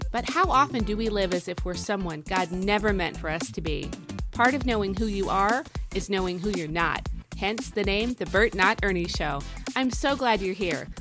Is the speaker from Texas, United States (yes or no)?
no; Rapid City, South Dakota, United States; moved away; I was born in Rapid City, South Dakota